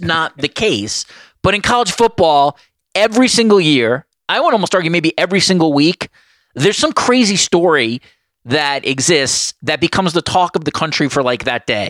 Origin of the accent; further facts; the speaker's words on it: New York, United States; growing up in New York